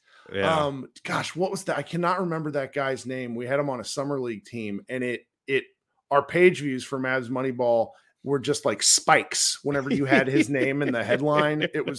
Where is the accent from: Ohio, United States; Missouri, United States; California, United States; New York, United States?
Missouri, United States; born there; I was born in Missouri.